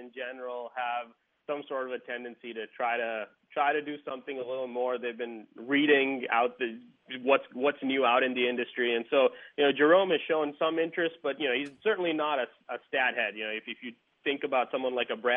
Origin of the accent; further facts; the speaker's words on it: India; moved away as an adult; now in United States; I grew up in India